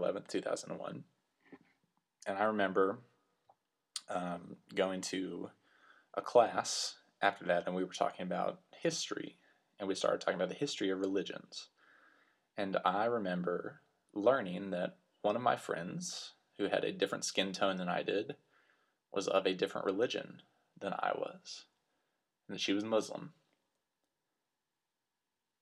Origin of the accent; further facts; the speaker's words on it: Lubbock, Texas, United States; moved away; As you can probably tell from my accent, I grew up in the great state of Texas, in the West Texas area that we call the Panhandle. So I went to high school in a town called Lubbock